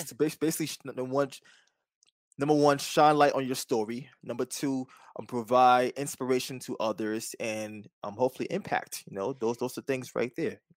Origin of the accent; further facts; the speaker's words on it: New York City, New York, United States; I'm from Staten Island